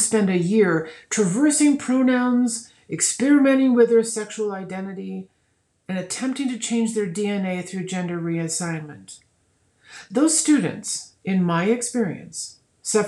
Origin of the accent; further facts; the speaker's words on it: Colorado Springs, Colorado, United States; the Colorado Springs Gazette, which is my hometown newspaper